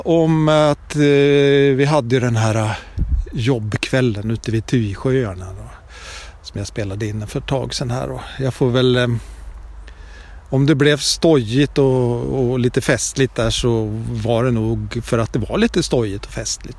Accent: Sweden; när jag var liten och bodde i Brunford

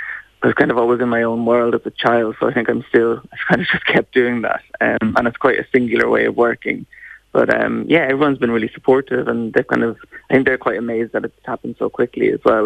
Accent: Ulster, Ireland; because we're from Art Cavan and the countryside, so I'm very sort of into sustainability

